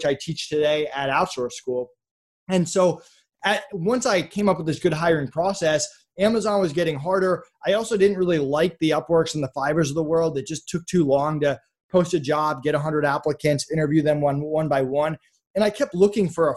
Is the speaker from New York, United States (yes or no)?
no; Massachusetts, United States; I grew up in Massachusetts